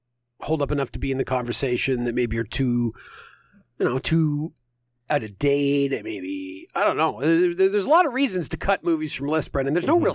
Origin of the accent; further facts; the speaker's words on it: United Kingdom; I'm a British guy.